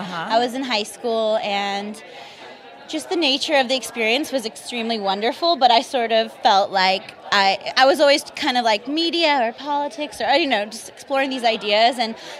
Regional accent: Los Angeles, California, United States; I grew up in the San Fernando Valley here

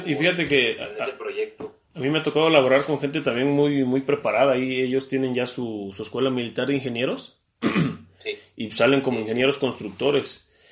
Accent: Mexico; now in Puebla, Mexico; como mexicano

